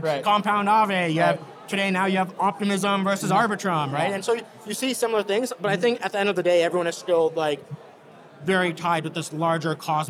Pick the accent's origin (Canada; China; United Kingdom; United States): United States; New Jersey; I grew up in New Jersey. So I'm a New Jerseyan, but I'm also an American, right?